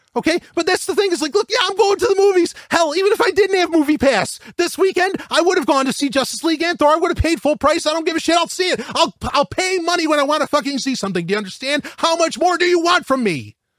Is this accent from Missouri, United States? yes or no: no; New York, United States; I'm from New York.